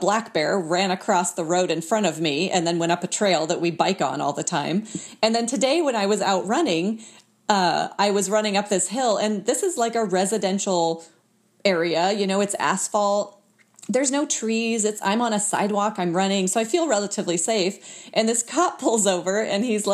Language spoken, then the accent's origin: English; Fairbanks, Alaska, United States; now in Anchorage, United States; I'm from Alaska, but I'm from Fairbanks, which is kind of in the middle of the state